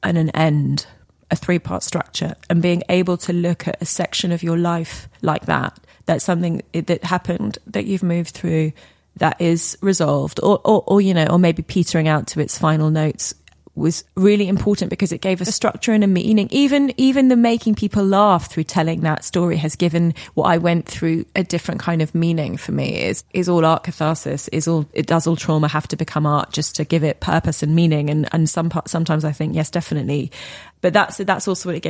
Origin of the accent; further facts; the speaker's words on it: Weybridge, South East England, United Kingdom; I grew up in Weybridge in Surrey